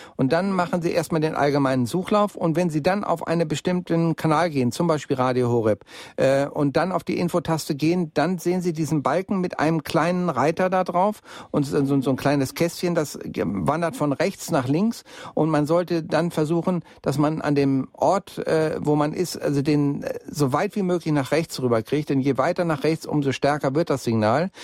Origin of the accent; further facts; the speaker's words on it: Bielefeld, North Rhine-Westphalia, Germany; now in Munich, Germany; in meine alte Heimatstadt nach Bielefeld